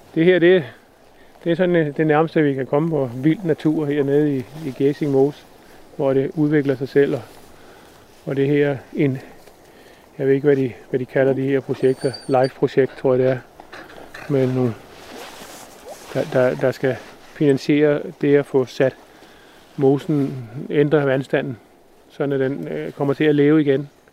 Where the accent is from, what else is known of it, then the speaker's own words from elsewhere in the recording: Zealand and the islands, Denmark; accent: not Jutlandic; moved away; jeg snakker heller ikke jysk. Så, så jeg har jo en fortid fra, fra Sjælland og øerne